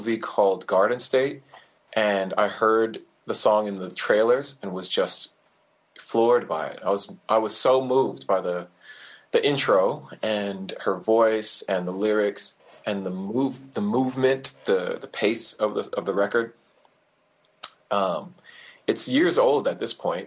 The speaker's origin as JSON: {"language": "English", "area": "Orange County", "region": "California", "country": "United States", "said": "I'm from Orange County, California"}